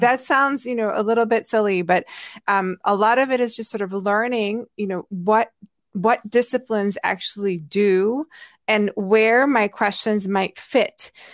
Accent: Hungary; English is a second language; moved away; I grew up in Hungary

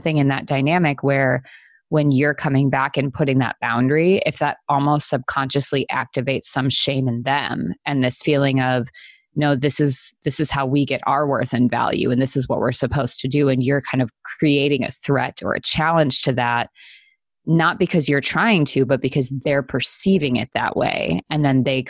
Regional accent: Wisconsin, United States; I grew up in the Midwest in Wisconsin, and there's snow all the time during the winter.

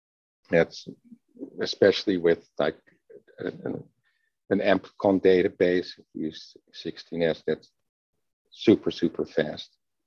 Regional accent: Netherlands; English is a second language; Growing up in the Netherlands.

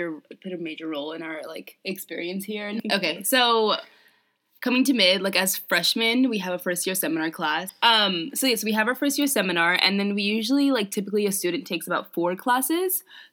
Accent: New York City, New York, United States; I came from Brooklyn, New York, and my high school was the Packer Collegiate Institute, which is a private school in Brooklyn Heights.

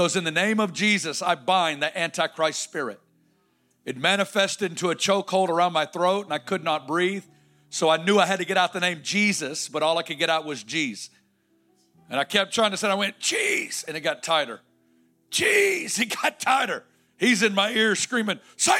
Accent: Northwest Arkansas, United States; I'm from Northwest Arkansas

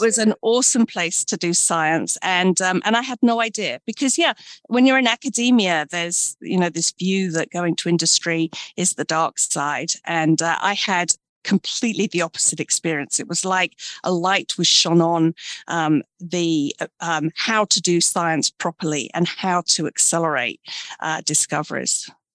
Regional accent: Brighton, South East England, United Kingdom; also born or lived in London; I'm from the UK. I was born in Brighton, England, and uh, grew up in a village.

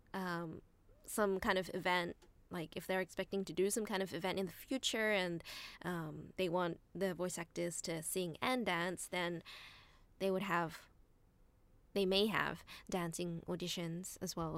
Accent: Australia; now in Japan; I grew up in Australia

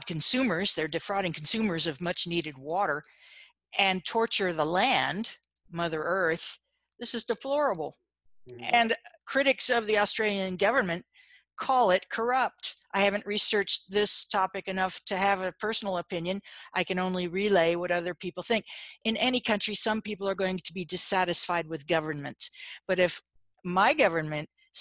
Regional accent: United States; I'm from America

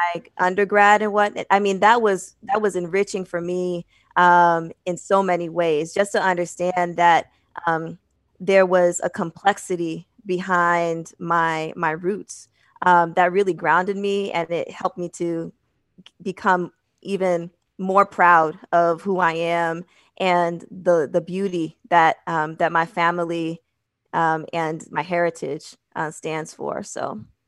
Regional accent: Manchester, New Hampshire, United States; also born or lived in Boston, Massachusetts / Midwest; I was born in Boston and raised in Manchester.

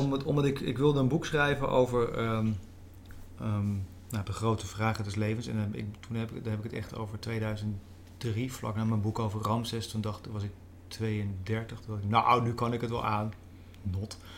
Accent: Veluwe, Gelderland, Netherlands; ik ben opgegroeid op de Veluwe, een ander deel van de Veluwe

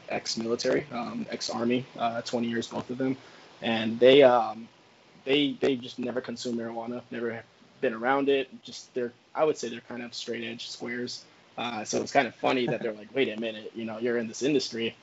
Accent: Pembroke Pines, Florida, United States; moved away as an adult; also born or lived in Virginia; I'm originally from Pembroke Pines, Florida

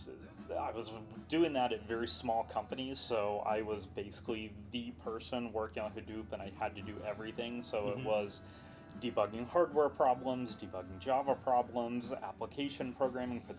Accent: Dallas, Texas, United States; moved away as an adult; also born or lived in New York / Colorado / Baltimore, D.C. area; now in San Francisco, United States; I consider home where I grew up, Dallas. Was there all through my growing years, all the way up until I went off to college

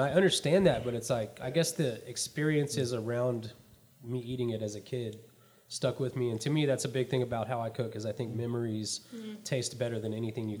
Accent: Texas, United States; born or raised there; moved away

